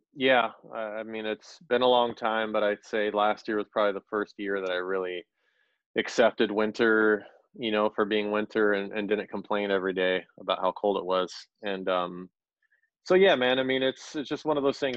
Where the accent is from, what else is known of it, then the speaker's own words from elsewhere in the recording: Orange County, California, United States; moved away as an adult; now in Minneapolis, United States; I'm from Orange County, California. I've lived in Minnesota for about eight years now.